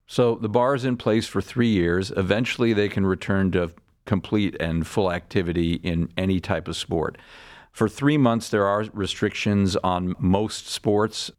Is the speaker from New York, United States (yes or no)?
yes; Larchmont, New York, United States; moved away as an adult; also born or lived in Boston; now in Cleveland, United States; I'm from uh, a town outside of New York City called Larchmont, New York. That's where I grew up